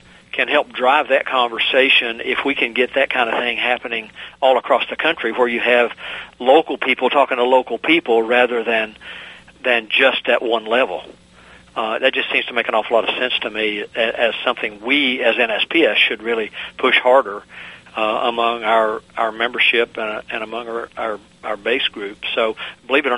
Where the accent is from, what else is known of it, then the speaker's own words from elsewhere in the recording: Virginia, United States; my home state of Virginia